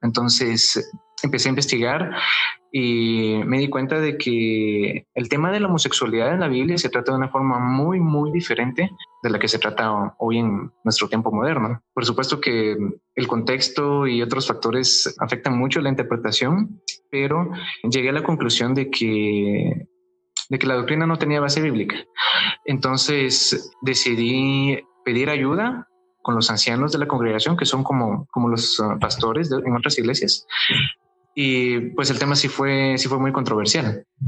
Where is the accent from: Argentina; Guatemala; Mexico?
Guatemala; He vivido en Guatemala toda mi vida